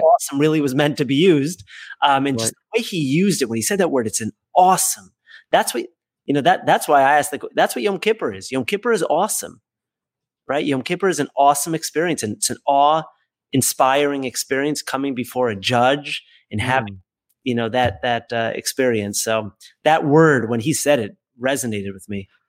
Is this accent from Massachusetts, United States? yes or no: yes; Boston, Massachusetts, United States; moved away; also born or lived in Hollywood, New York; I grew up in Boston where it was one shul predominantly